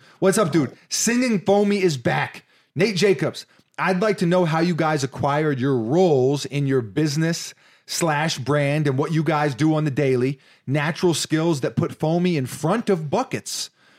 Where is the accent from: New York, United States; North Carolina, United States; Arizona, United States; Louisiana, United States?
New York, United States; New York City; It's like, you know, growing up in New York City, it's like, Florida, it's paradise.